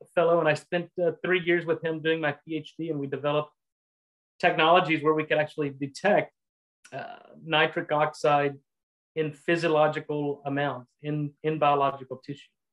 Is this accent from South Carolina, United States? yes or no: no; Texas, United States; also born or lived in Louisiana / Boston; I'm a Texan. I uh, was born and raised in Texas